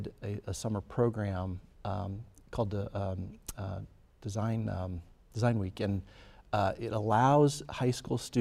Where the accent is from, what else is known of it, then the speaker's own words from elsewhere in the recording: Fort Wayne, Indiana, United States; Electric Works, which we're developing in my hometown of Fort Wayne